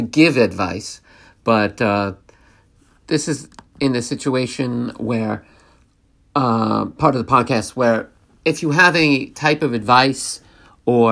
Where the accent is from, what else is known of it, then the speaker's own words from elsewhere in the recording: New York, United States; I'm born and raised in New York, so I've always lived in the state of New York